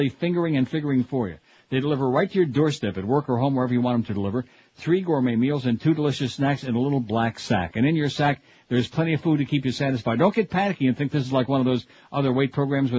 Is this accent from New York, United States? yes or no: yes; Rochester, New York, United States; moved away; I'm from Rochester